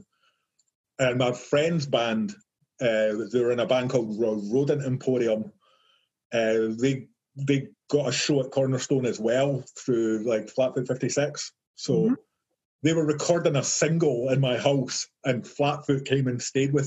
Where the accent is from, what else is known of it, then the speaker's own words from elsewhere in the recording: Livingston, Scotland, United Kingdom; my hometown in this place called Livingston, and it's just like a nowhere town with nothing there. It's a big housing estate.